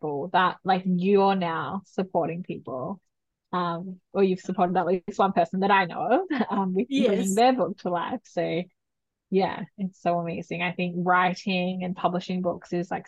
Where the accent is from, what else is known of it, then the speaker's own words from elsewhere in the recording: New South Wales, Australia; I was living away from my hometown where I'm back again in New South Wales